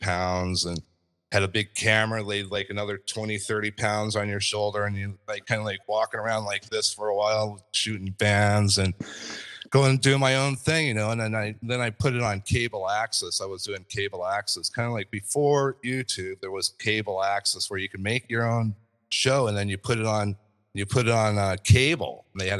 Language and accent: English; Yucca Valley, California, United States; also born or lived in Long Beach / Minnesota; Where I born and raised in Southern California, basically. But I was born in Long Beach, lived there for a few years. And then my family moved out to Yucca Valley, Joshua Tree